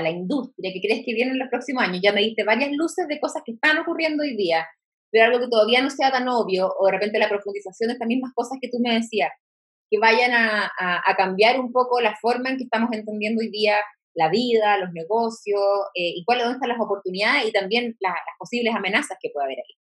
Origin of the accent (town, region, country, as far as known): Chile